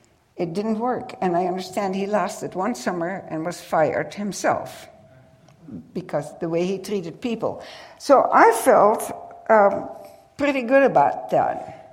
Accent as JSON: {"language": "English", "country": "United States", "said": "And I told her, I can't understand him either, and I'm from the United States."}